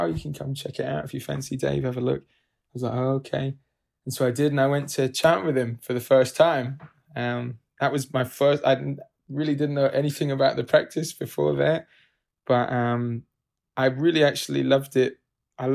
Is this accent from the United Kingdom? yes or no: yes; United Kingdom; now in New York City, United States; originally from the UK, but lived here for several years